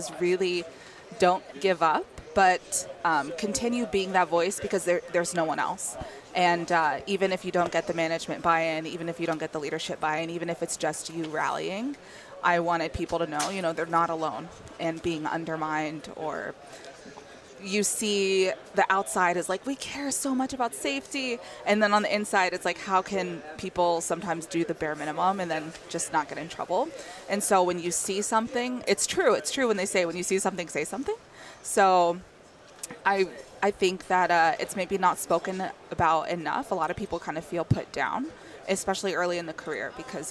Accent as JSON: {"language": "English", "town": "Houston", "region": "Texas", "country": "United States", "said": "I'm from Houston, Texas"}